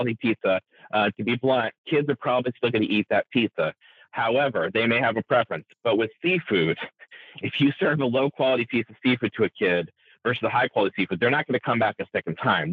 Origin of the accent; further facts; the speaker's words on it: Indiana and Ohio, Midwest, United States; moved away as an adult; now in Washington, United States; growing up in Indiana and Ohio